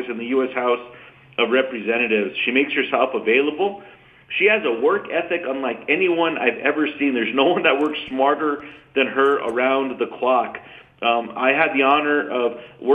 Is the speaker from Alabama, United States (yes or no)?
no; New Mexico, United States; I was born and raised in New Mexico, still live on a small farm that my great-grandparents, grandparents, and parents lived on